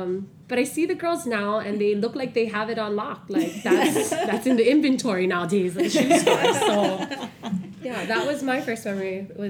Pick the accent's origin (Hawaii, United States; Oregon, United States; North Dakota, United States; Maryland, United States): Hawaii, United States; Hana; I'm originally from Hana